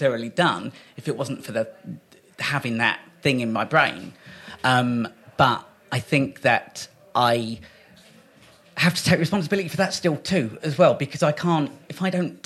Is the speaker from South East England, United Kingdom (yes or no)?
yes; Kent, South East England, United Kingdom; also born or lived in Great Yarmouth; We came back to Kent. My mum's side of the family are all in Kent.